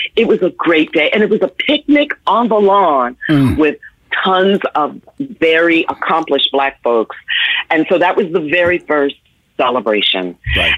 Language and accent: English; New York City, New York, United States; also born or lived in Washington, D.C.; went to New York, which is my hometown. I grew up in the Bronx and Harlem and Manhattan.